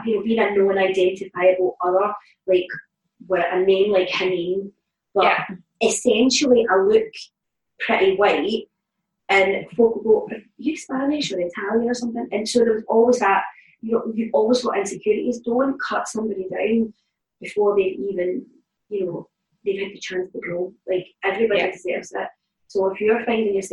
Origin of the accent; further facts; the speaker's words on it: Glasgow, Scotland, United Kingdom; I grew up in the East End of Glasgow, in the Calton